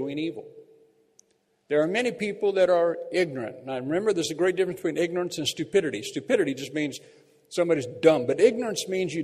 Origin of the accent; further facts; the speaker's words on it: Bakersfield, California, United States; moved away; our church back in my hometown of Bakersfield